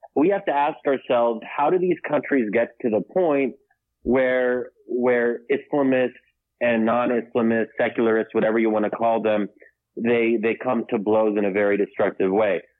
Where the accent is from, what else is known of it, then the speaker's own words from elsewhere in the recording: United States; I'm born and raised here, but originally Egyptian